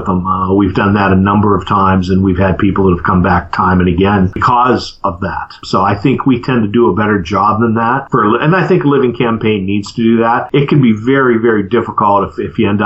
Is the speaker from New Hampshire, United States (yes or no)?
no; Western Pennsylvania, United States; moved away; back home where I grew up in Western PA